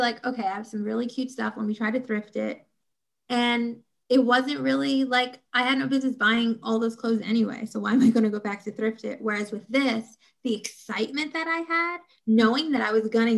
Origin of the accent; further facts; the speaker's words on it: New York City, New York, United States; Coming from an inner city myself, I'm originally from Brownsville, Brooklyn